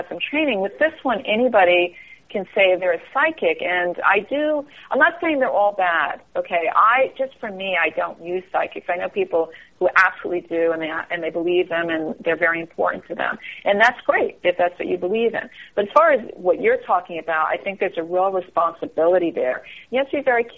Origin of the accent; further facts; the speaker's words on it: East Coast, United States; now in Northern California, United States; I'm from the East Coast, so even though I live out here, I'll always be from the East Coast